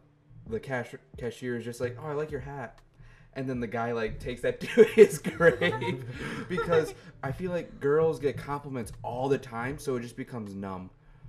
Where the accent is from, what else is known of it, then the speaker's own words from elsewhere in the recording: Niagara Falls, New York, United States; moved away; I'm from Niagara Falls, New York.